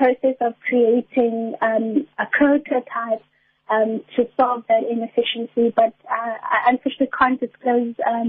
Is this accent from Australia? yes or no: no; Port Elizabeth, Eastern Cape, South Africa; I'm studying at NMMU. I'm from Port Elizabeth.